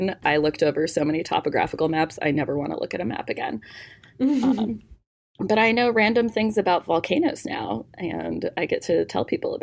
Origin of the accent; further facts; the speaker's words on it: Tucson, Arizona, United States; I am from Tucson, Arizona, born and raised